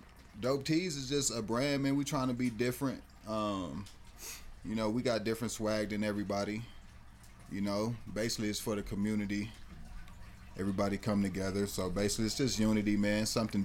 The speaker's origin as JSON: {"language": "English", "region": "Texas", "country": "United States", "tie": "born or raised there", "also_born_or_lived": "Dallas, Texas / El Paso, Texas", "moved": "yes", "lives_now": "Colorado Springs, United States", "said": "No, I'm from Texas. Actually, I was born in Dallas, but you know, all through Texas is where I'm from."}